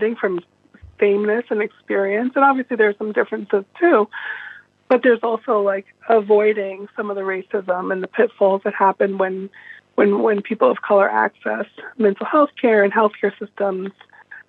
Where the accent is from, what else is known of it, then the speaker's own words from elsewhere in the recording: New York City, New York, United States; I was born in the Castle Hill Projects in the Bronx